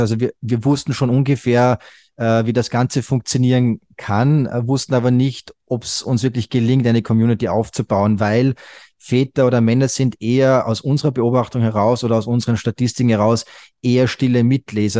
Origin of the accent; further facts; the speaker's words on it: Salzburg, Austria; bin aus Österreich, also geboren und aufgewachsen in Österreich im schönen Salzburg